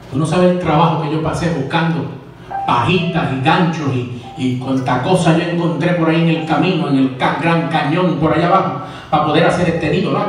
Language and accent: Spanish; Manhattan, New York, United States; born there; Yo nací en Manhattan, Nueva York, en agosto 23 de 1974. Nací en este país, serví en la Nación Americana en el Army